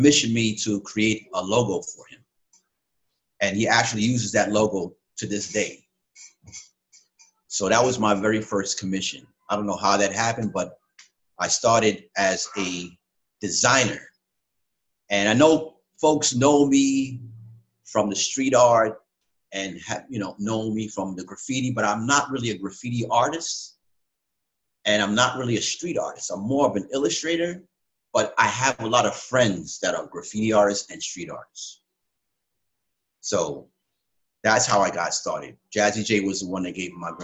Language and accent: English; New York City, New York, United States; I'm from the Bronx, from Boogie Down Bronx. Born and raised